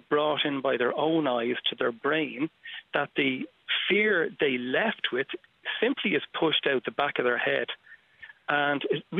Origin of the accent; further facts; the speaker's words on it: Dublin, Leinster, Ireland; moved away as an adult; now in New York, United States; I'm from Glasnevin.